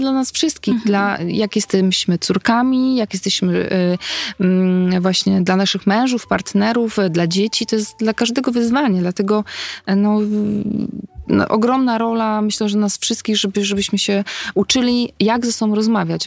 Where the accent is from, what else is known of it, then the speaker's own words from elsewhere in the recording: Tricity, Pomeranian Voivodeship, Poland; ja wtedy mieszkam, w ogóle jestem z Trójmiasta, wtedy mieszkam w Gdańsku